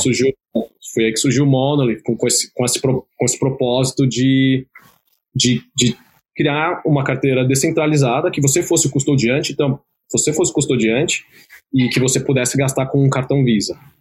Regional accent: Brazil; eu sou brasileiro, nasci e cresci aqui no Brasil

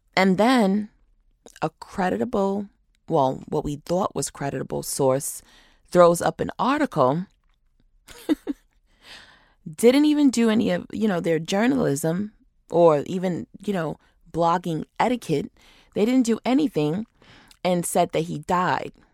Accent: Rochester, New York, United States; now in Atlanta, United States; my hometown of Rochester, New York

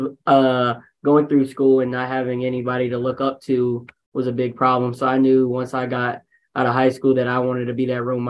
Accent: Powdersville, South Carolina, United States; I'm from East Powdersville, South Carolina

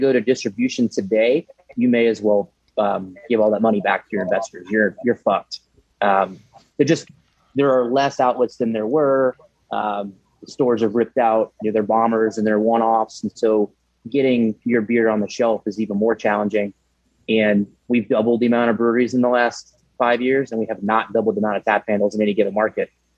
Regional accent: New Braunfels, Texas, United States; staying in my hometown didn't make sense

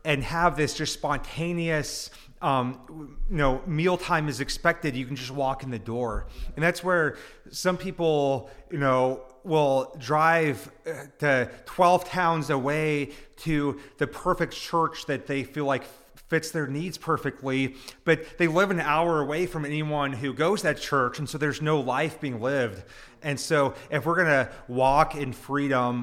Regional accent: United States

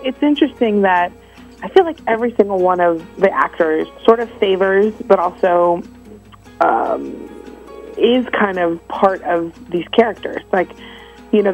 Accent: Florida, United States; we're both from Florida

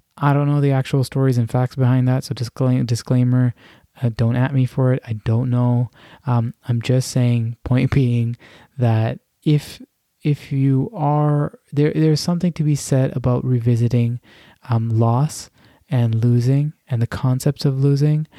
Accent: Canada; I'm of Pakistani background and born and raised in Canada

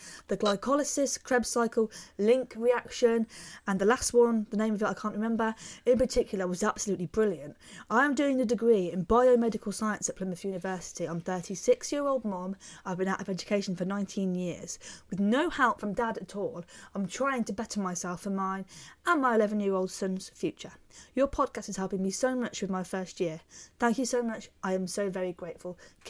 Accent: Israel; first language Hebrew; English is a second language; moved away as an adult; I was born in Israel and grew up with Hebrew as my first language, before I then left about 7 years ago and went to live and travel in Europe.

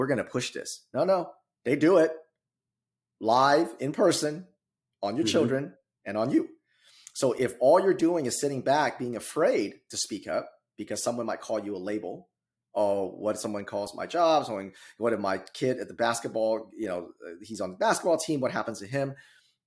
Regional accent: California, United States; moved away as an adult; now in Midwest, United States; I'm originally from California

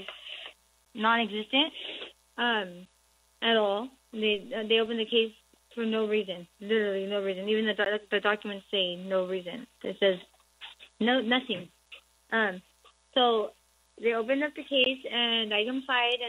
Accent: Pomona, California, United States; I'm actually from Pomona, Los Angeles County

